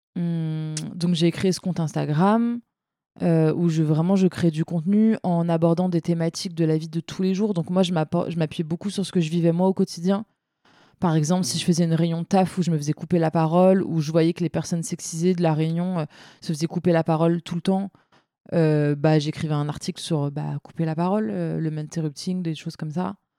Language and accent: French; Seine-Saint-Denis, Île-de-France, France; j'ai grandi en Seine-Saint-Denis